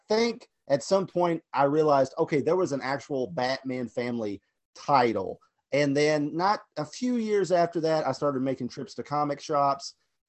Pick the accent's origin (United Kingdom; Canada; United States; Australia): United States; Kentucky; since I'm from Kentucky